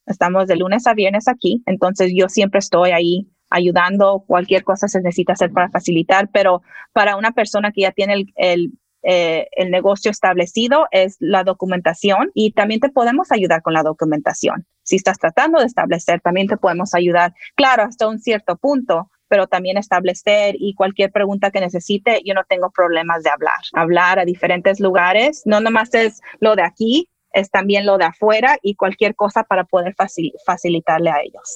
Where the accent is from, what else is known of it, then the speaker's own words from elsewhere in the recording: California, United States; yo nací aquí, pero soy de padres mexicanos